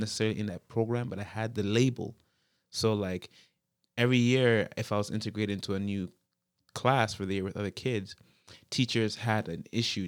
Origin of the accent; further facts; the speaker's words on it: Toronto, Ontario, Canada; born and raised in the Jane Finch, uh, area